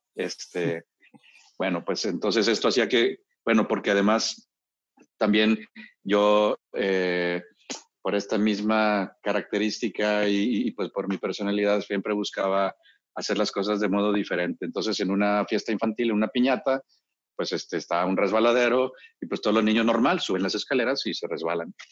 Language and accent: Spanish; Monterrey, Nuevo León, Mexico; born or raised there; also born or lived in Mexico City